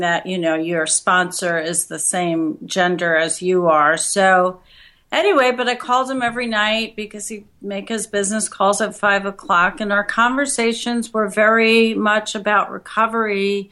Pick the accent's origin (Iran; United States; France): United States; Long Island, New York; also born or lived in California / Iowa / St. Louis, Missouri; now in South Florida, United States; I was born in New York and grew up on Long Island.